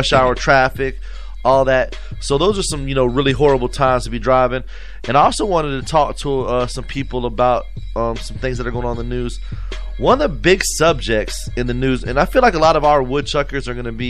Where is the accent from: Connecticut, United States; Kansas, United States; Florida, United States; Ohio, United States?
Florida, United States; I'm from Florida